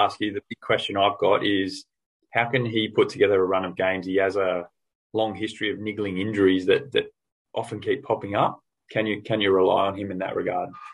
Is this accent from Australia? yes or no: yes; Australia; I'm an Aussie.